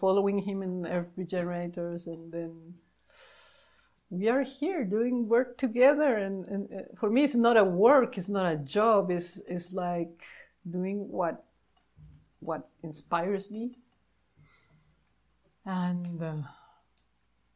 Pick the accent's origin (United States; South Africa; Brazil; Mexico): Mexico; Mexico City; now in Barichara, Colombia; I was born in Mexico City back in the 70s, and I studied geography in the UNAM, Universidad Nacional Autónoma de México